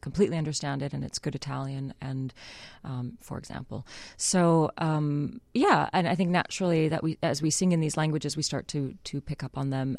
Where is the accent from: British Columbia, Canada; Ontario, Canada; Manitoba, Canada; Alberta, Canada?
Manitoba, Canada; Winnipeg; moved away; I'm Canadian from Winnipeg